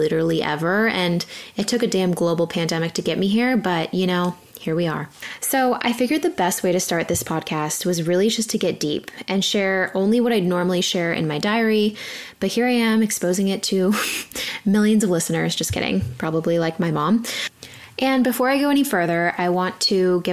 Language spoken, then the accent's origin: English; San Diego, California, United States; I grew up in San Diego, super athletic kid, playing volleyball